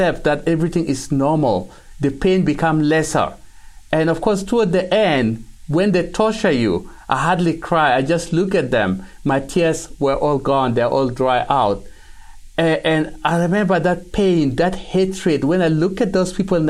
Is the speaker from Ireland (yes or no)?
no; South Sudan; now in Canada; we grew up in South Sudan